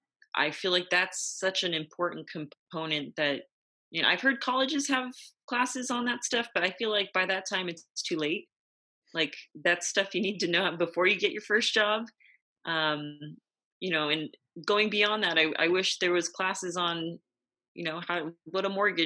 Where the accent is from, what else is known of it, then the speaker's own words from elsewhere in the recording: Yorba Linda, California, United States; In Yorba Linda, California.